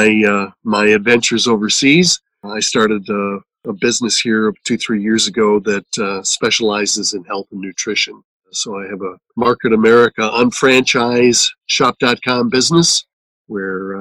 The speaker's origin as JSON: {"language": "English", "region": "central Wisconsin", "country": "United States", "tie": "born or raised there", "also_born_or_lived": "Colby, Wisconsin / Wausau, Wisconsin", "said": "I grew up on a dairy farm in central Wisconsin"}